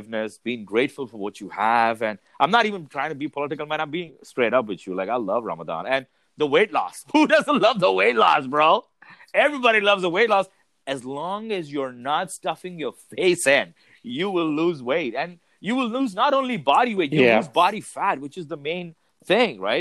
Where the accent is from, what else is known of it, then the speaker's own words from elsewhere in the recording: Dubai, United Arab Emirates; moved away; born and raised in Dubai.